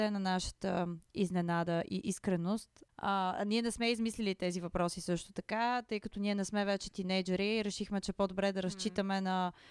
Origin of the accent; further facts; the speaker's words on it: Varna, Varna Province, Bulgaria; now in Sofia, Bulgaria; Къде живееш? В София. Откъде си? От Варна. На колко си години? На 27 все още, но не за дълго.